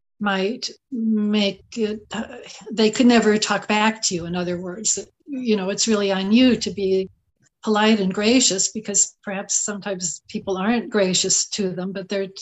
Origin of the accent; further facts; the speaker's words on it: Southern California, United States; moved away as an adult; also born or lived in Champaign-Urbana, Illinois; I grew up in Southern California